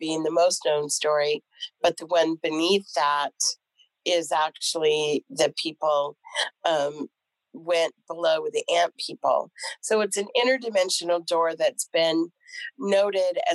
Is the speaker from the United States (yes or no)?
yes; Southern California, United States; I grew up in Southern California